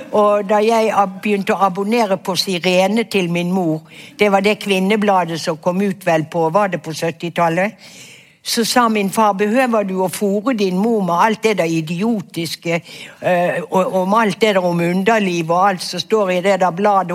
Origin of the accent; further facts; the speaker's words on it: Bergen, Vestland, Norway; jeg vokste opp i Fana kommune på et vidunderlig sted som et paradis